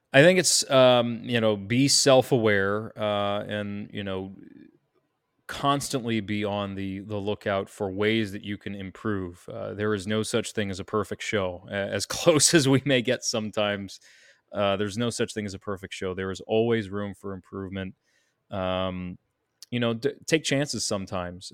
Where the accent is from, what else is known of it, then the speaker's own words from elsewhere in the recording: New York, United States; I'm a New Yorker.